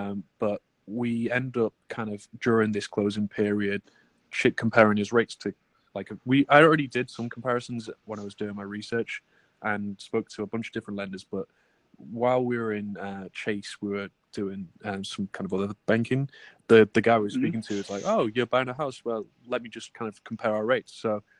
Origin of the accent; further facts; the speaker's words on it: England, United Kingdom; now in United States; I didn't qualify because I'm English and I'm on an E2 visa. I don't have a green card here.